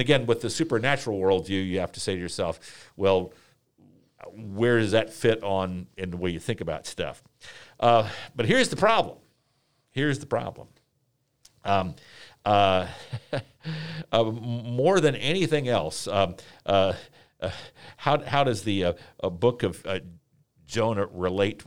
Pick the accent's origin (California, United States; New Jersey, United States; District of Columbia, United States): District of Columbia, United States; Washington; moved away; I am from, uh, Washington, D C